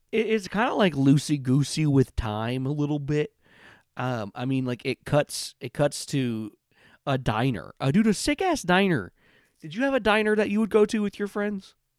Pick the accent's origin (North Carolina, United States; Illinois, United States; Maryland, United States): Illinois, United States; I'm from Illinois. We talk fast sometimes.